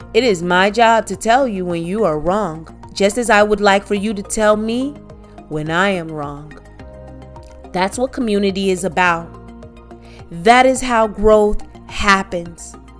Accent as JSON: {"language": "English", "region": "Midwest", "country": "United States", "tie": "born or raised there", "first_language": "English", "said": "we're both Americans, we both grew up in America in our different cities. You know, uh, we we grew up uh, in different states, but the Midwest."}